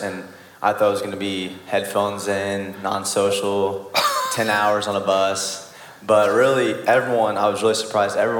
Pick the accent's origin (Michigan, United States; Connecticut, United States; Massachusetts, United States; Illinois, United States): Illinois, United States; Mount Zion; I'm from Mount Zion